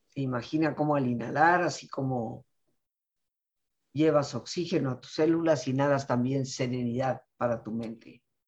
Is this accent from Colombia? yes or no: no; Mexico; mi cultura mexicana